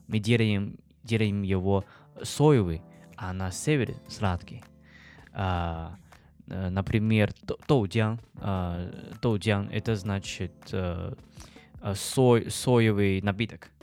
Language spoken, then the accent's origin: Russian; China; Russian is a second language; moved away as an adult; now in Saint Petersburg, Russia; я из Китая